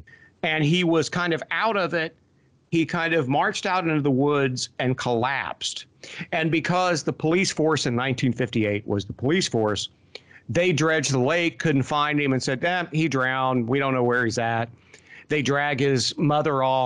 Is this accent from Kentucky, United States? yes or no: yes; Appalachia, northern Kentucky and southern Ohio, United States; growing up in Appalachia in northern Kentucky and southern Ohio